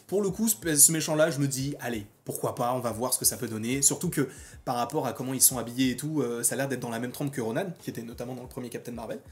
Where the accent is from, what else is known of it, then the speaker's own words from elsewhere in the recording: France; en tant que Français, en fait, on a grandi aussi en partie avec la voix de Donald Renew